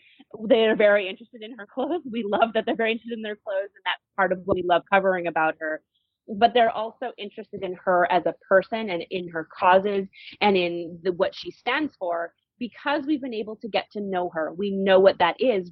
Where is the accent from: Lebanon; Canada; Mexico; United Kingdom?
Canada; we're a Commonwealth country here in Canada